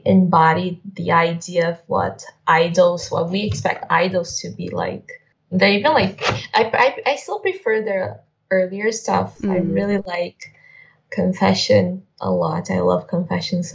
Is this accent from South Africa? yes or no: no; Brazil; I am from Brazil.